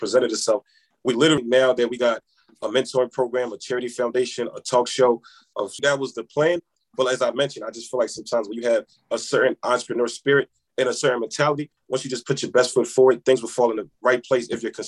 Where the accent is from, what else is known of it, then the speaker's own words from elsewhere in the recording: Senegal; I'm from Senegal, by the way. So last year, I also went back home to Senegal. We was able to feed 1,000 people in my village back home.